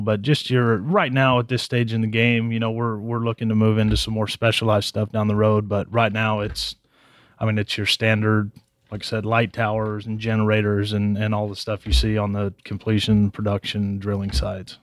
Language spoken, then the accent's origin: English; Harlingen, Texas, United States; moved away as an adult; also born or lived in Stephenville, Texas; now in San Antonio, United States; I grew up in Harlingen down in the valley.